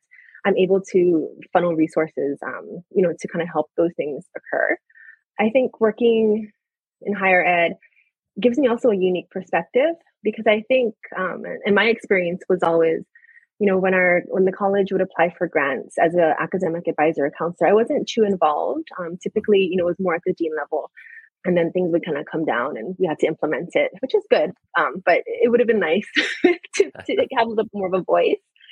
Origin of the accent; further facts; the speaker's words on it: Oahu, Hawaii, United States; moved away as an adult; also born or lived in Seattle / California; I grew up on Oahu